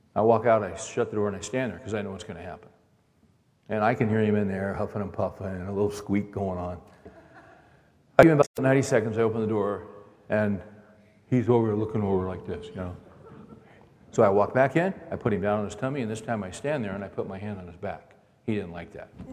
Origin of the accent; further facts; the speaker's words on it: Bakersfield, California, United States; I grew up in Bakersfield, California